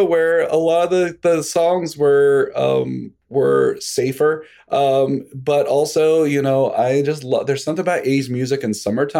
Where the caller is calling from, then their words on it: Greenwich, Connecticut, United States; I'm in Greenwich, Connecticut.